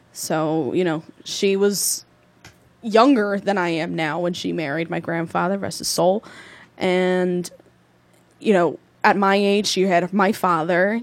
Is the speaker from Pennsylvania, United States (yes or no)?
no; Newark, New Jersey, United States; I grew up in the Ironbound, two mm. blocks away from East Side